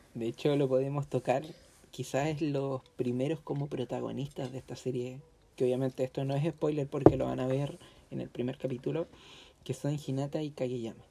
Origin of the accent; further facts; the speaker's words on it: Chile; nuestro país, que nosotros somos chilenos